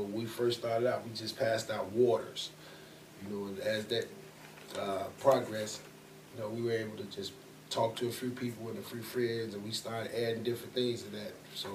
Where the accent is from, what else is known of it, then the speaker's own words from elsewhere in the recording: Chicago, Illinois, United States; Man, it was, like, in the situation, man, growing up in Chicago, it was just a whole lot of different opportunities, you know, and it was rough.